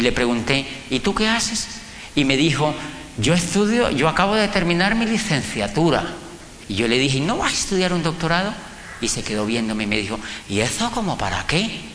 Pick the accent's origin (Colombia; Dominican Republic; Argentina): Colombia; moved away as an adult; yo soy un colombiano que estudia un doctorado en psicología aquí en Europa